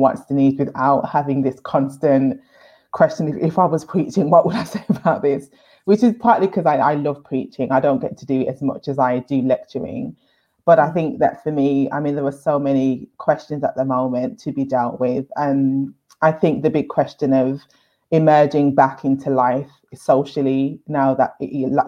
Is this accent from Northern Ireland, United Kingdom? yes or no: no; Birmingham, West Midlands, United Kingdom; I grew up in Handsworth in Birmingham